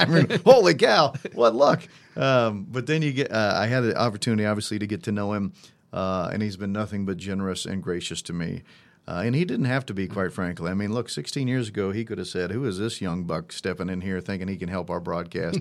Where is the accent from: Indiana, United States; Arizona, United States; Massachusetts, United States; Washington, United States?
Indiana, United States; Monticello; also born or lived in Evansville, Indiana; I grew up in Monticello, Indiana